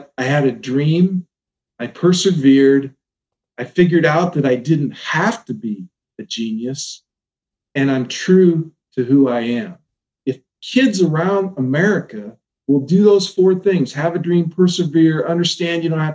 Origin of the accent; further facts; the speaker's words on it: Omaha, Nebraska, United States; I'm from the Omaha area